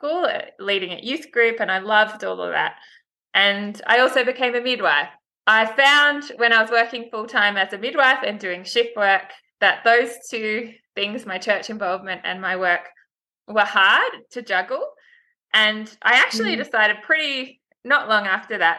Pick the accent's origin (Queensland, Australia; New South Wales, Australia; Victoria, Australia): New South Wales, Australia; Sydney; also born or lived in Blue Mountains; I grew up in Sydney with my parents and my younger brother and sister.